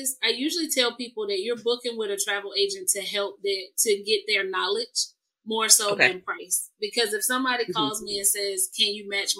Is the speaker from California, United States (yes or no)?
no; Chicago, Illinois, United States; also born or lived in Germany; I grew up in Chicago